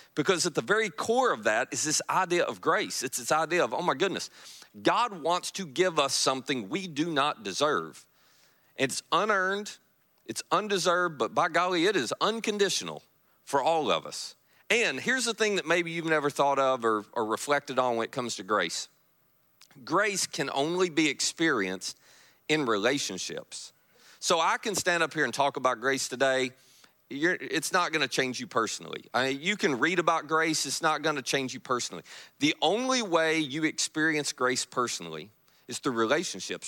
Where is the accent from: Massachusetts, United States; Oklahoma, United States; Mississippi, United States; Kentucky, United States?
Kentucky, United States; now in Marianna, Florida, United States; I am from Kentucky